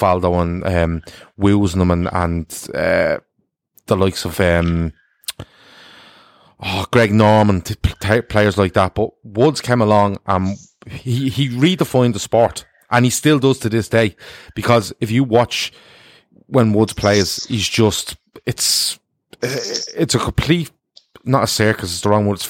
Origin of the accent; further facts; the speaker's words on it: Ireland; we're Irish